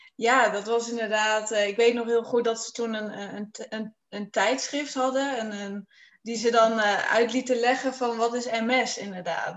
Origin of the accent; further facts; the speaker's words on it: Friesland, Netherlands; ik eh, kom uit Friesland